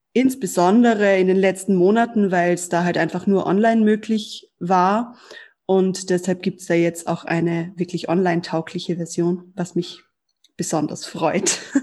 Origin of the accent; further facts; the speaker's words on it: Germany; ich bin in Deutschland aufgewachsen